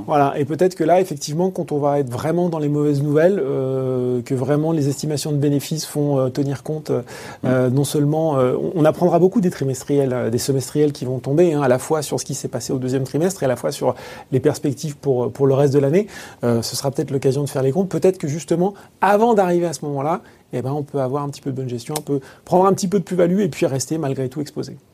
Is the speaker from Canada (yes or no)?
no; France; chez nous, en France